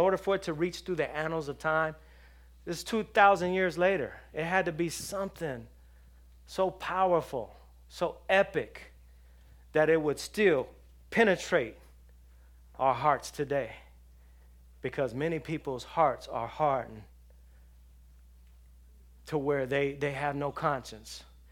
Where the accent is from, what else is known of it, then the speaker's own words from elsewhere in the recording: Los Angeles, California, United States; I grew up around drug dealers. I grew up around gangbangers in Los Angeles.